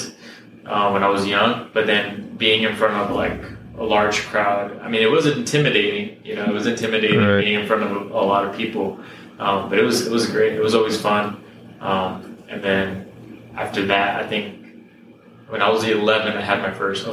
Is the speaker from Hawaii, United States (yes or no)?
no; Whittier, California, United States; also born or lived in Long Beach, California; I was born in Long Beach, but most of my life I've been here in Whittier.